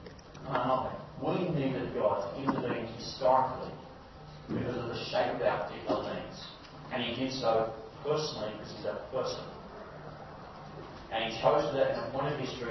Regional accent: Malaysia; I grew up in Malaysia, where Buddhism and Hinduism were extremely popular

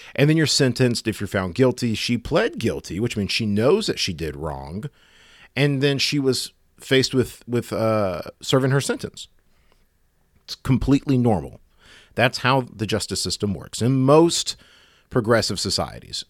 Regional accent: United States; As an American

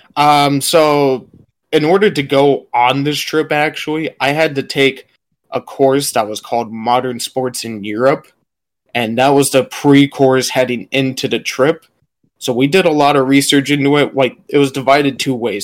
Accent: United States; people knew I was American right away.

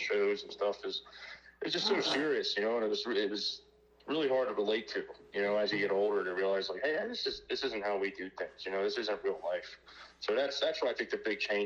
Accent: Southeast Pennsylvania, United States; moved away as an adult; now in Ohio, United States; I'm from Southeast Pennsylvania. I just moved to Ohio this year.

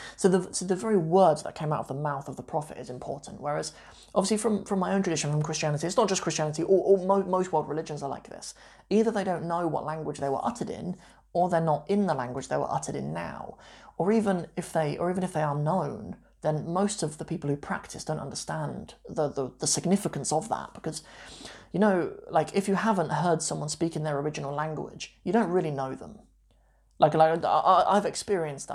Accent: Long Buckby, East Midlands, United Kingdom; also born or lived in Northampton; I grew up in this sort of working class town. I mean, it's, it's a working class, uh, larger village. It's not really a town actually, called Long Buckby in the East Midlands in Northamptonshire.

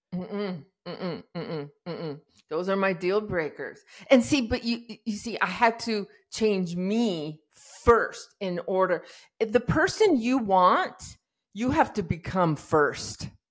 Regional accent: Iran; I was born in Iran in, uh, during the revolution

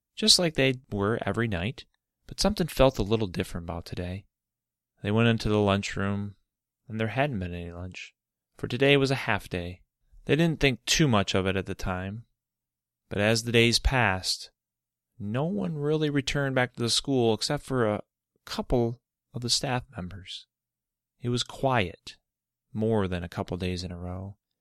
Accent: Michigan, United States; Michigan, my home state

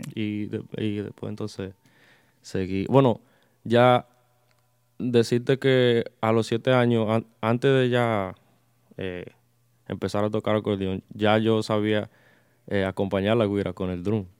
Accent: Lindenhurst, New York, United States; yo soy de Long Island, eh, Suffolk County. Si conocen Suffolk County, un pueblo llamado Lindenhurst, soy de allá. Eh, eso es cerca de Copec, que muchas personas conocen más. Eh, eh, toda mi vida he vivido allá y eh, aún sigo viviendo allá

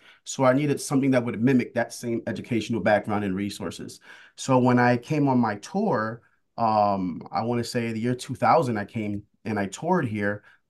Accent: New York City, New York, United States; moved away as an adult; So I attended Bronx Leadership Academy in Bronx, New York. I grew up in the Bronx.

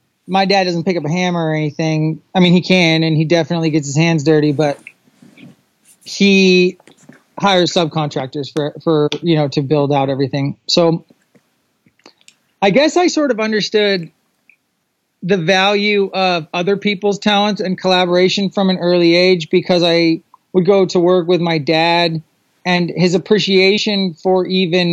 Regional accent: Southern California, United States; I am originally from Southern California. I was born in Southern California, very, very Southern California

